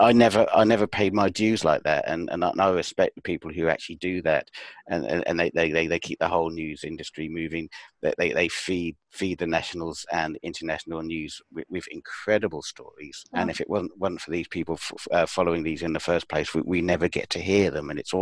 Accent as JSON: {"language": "English", "country": "United Kingdom", "said": "Yeah, I mean, as a British thing goes, it is very British that we can laugh at ourselves"}